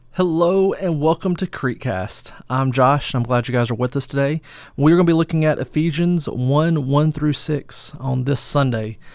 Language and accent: English; United States; we as American believers